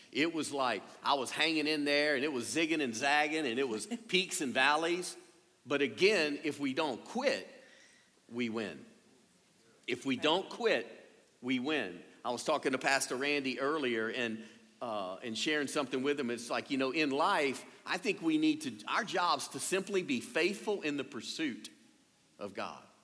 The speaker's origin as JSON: {"language": "English", "region": "Louisiana", "country": "United States", "tie": "born or raised there", "said": "being a Cajun and born and raised here"}